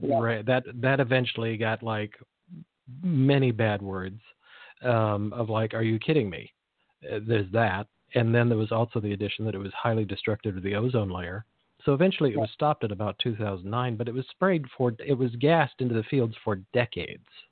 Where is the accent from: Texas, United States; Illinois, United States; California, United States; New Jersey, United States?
California, United States; Salinas Valley; I grew up near the Salinas Valley